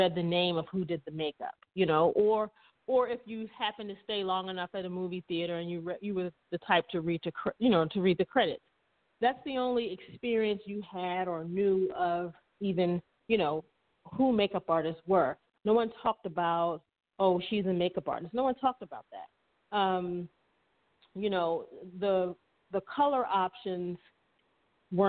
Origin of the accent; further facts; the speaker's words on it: Maryland, United States; moved away; also born or lived in Atlanta; my sister and I are from, we're from Maryland